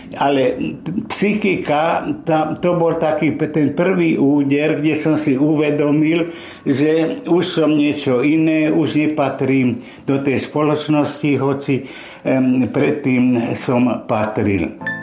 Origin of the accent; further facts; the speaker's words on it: Nitra, Nitra Region, Slovakia; also born or lived in Topoľčany / Nové Zámky; Vyrastal som v mimoriadne šťastnej rodine, to znamená moje detstvo, prežité, hlavne v Nitre, bolo veľmi šťastné